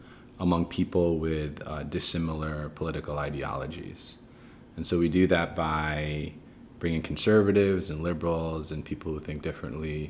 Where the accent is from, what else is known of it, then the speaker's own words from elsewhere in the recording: New York City, New York, United States; So I was born in Queens, New York. My parents are immigrants, Egyptian Muslims. I grew up in, I'd say, more of a conservative Muslim household